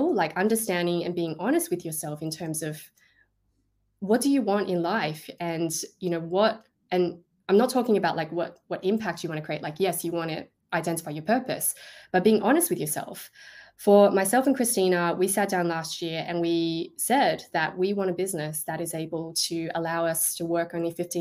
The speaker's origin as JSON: {"language": "English", "country": "Australia", "said": "I am Australian"}